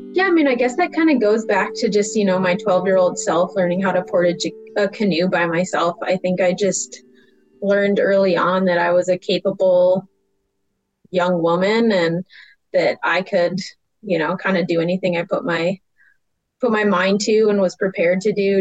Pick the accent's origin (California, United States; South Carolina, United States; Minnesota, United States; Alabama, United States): Minnesota, United States; Grand Marais; now in Missoula, United States; I'm currently living in Missoula, Montana, but I grew up in Grand Marais, Minnesota